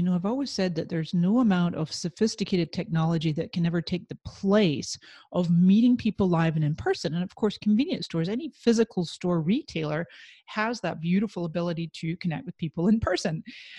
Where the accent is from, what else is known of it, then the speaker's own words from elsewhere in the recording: Scotland, United Kingdom; moved away as an adult; now in San Diego, United States; And then when I immigrated from Scotland to San Diego, California in 1999, I became an entrepreneur.